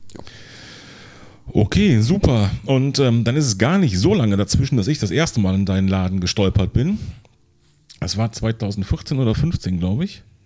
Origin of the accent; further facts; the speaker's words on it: Siegburg area, North Rhine-Westphalia, Germany; now in Neunkirchen-Seelscheid, Germany; ich komme hier aus der Ecke